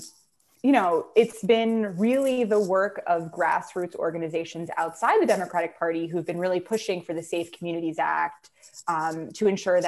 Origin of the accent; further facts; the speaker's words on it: New York, United States; now in Massachusetts, United States; I'm from New York originally.